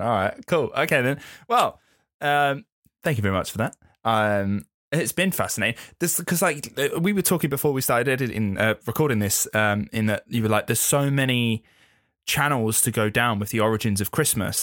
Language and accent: English; England, United Kingdom; being English